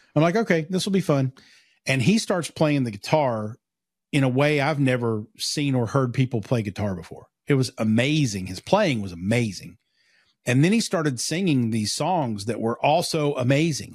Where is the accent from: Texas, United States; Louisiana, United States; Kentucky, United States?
Kentucky, United States; Pikeville; I'm from Pikeville, which is about fifteen minutes down the road.